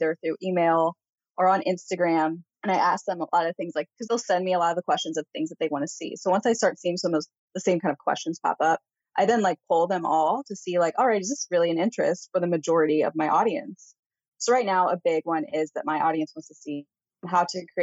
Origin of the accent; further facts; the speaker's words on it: Missouri, United States; moved away as an adult; now in Pacific Northwest, United States; we are from Missouri and the house that we had there was actually hers originally.